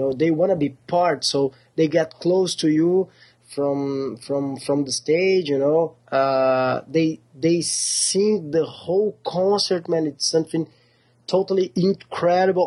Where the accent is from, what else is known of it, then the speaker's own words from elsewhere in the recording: Porto Alegre, Rio Grande do Sul, Brazil; we are from extreme south Brazil. Our city is called Porto Alegre